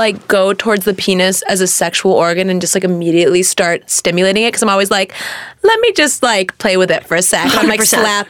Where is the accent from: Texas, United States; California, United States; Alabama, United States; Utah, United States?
California, United States; Sherman Oaks; also born or lived in Redondo Beach; I grew up in Sherman Oaks, but I was born in Redondo.